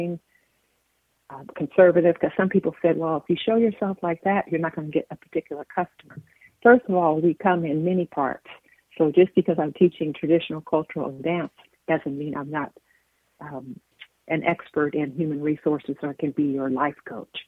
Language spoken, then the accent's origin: English; California, United States; moved away; I'm from California originally.